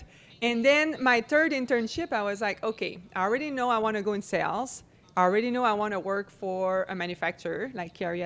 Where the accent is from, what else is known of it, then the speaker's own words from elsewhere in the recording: Quebec City, Quebec, Canada; English is a second language; moved away as an adult; now in California, United States; I grew up in Quebec City. Small little town, 600,000 people. Everybody speak French.